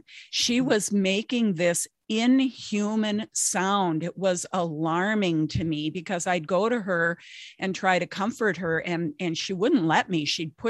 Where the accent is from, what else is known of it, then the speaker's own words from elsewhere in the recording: Minnesota, United States; I'm in Minnesota.